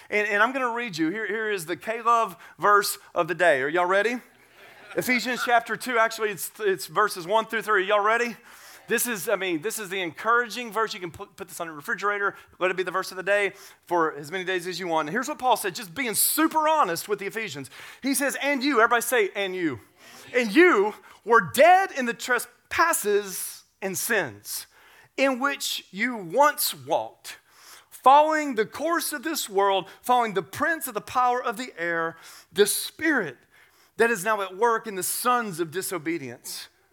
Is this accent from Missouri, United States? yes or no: no; Tennessee, United States; I grew up in Tennessee, and I grew up working on a farm